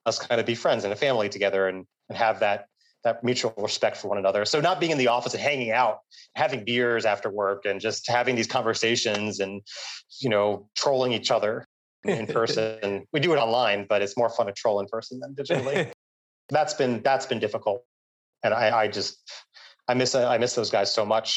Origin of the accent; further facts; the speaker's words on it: United States; moved away as an adult; now in Vietnam; this far away from where everything started is now my home, way more than what I associate New York